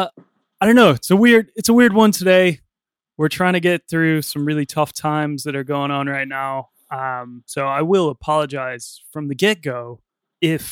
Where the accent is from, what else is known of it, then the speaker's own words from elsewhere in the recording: United States; moved away; I'm from America, and right now things have been going on in my home state and in my country